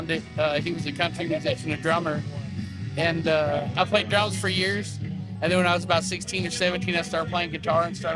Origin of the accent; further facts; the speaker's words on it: Fort Worth, Texas, United States; now in Far East Texas, United States; I'm a songwriter from Fort Worth originally. Live in Far East Texas now